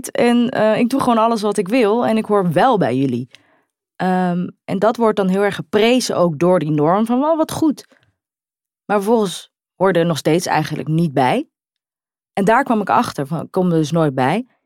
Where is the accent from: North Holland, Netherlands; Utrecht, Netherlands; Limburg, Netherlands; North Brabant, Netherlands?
Utrecht, Netherlands; En ik hoor bij Utrecht, ik kom uit Utrecht, ik woon in Utrecht.